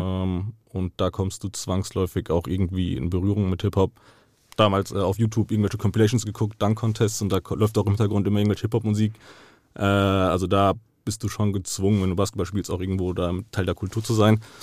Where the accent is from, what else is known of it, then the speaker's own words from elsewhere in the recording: Frankfurt, Hesse, Germany; ich bin hier geboren und aufgewachsen. Mein ganzes Leben hat sich hier abgespielt